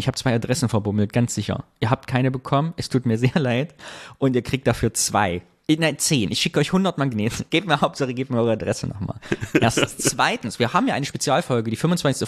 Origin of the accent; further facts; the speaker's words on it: Sondershausen, Thuringia, Germany; moved away; in Sondershausen, da wo ich herkomme